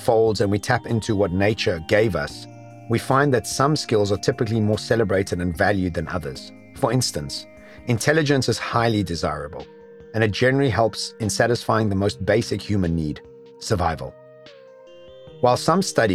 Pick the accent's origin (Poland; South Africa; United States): South Africa; Classified as a white male when growing up in South Africa